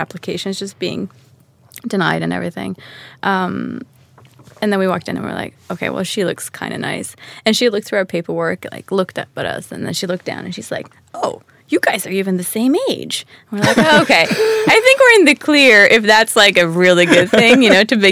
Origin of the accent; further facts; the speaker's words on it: Stockholm, Stockholm County, Sweden; also born or lived in New York City; now in Yxlan, Sweden; Born and raised in Stockholm